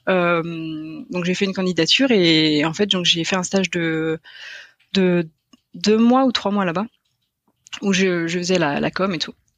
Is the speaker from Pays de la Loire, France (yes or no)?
yes; Brittany, Pays de la Loire, France; moved away as an adult; also born or lived in Cork, Ireland; je viens de Bretagne, euh, de Loire-Atlantique plus précisément